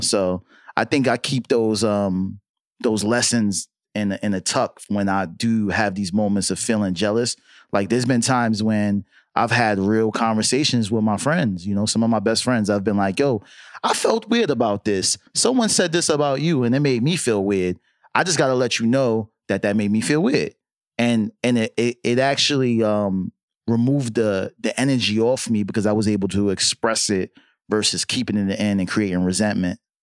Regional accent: New York City, New York, United States; I'm from Harlem, right? So being from Harlem

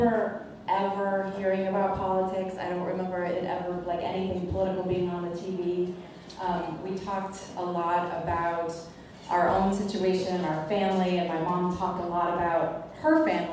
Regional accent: Chicago, Illinois, United States; moved away as an adult; now in Omaha, United States; I'm originally from Chicago. We chose to move to Omaha about 13 years ago

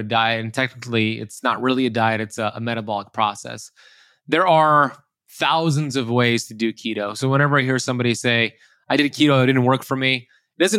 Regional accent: Miami Beach, Florida, United States; growing up in Miami Beach, Florida, where I currently live

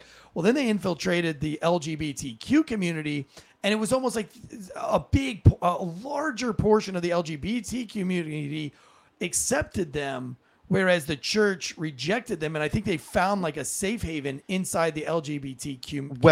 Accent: Raleigh, North Carolina, United States; my hometown of Raleigh, North Carolina

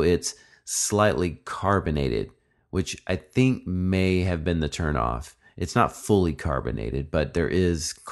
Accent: Jonesboro, Arkansas, United States; also born or lived in Phoenix, Arizona; now in Texas, United States; from Jonesboro, Arkansas

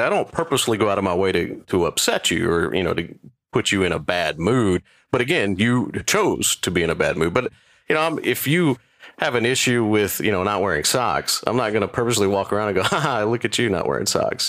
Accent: Waco, Texas, United States; moved away as an adult; now in Richmond, United States; I was born and raised in Waco, Texas. So I'm the oldest person in the room. So I was born in 1973. I will be 50 in April

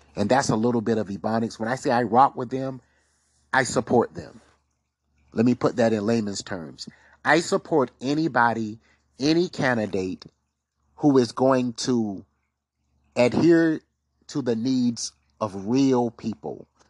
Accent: South Carolina, United States; South Carolina, my home state

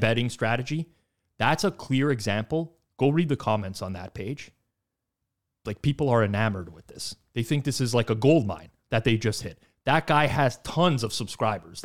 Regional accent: Canada; accent: Canadian; I'm Canadian

